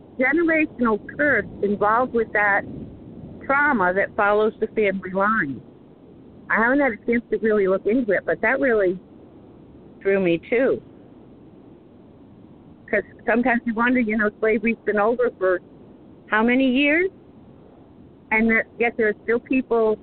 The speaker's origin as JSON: {"language": "English", "region": "New England", "country": "United States", "tie": "born or raised there", "said": "I was raised in New England"}